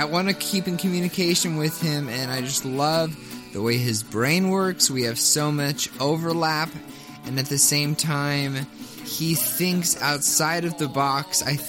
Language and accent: English; Kentucky, United States; I'm from Kentucky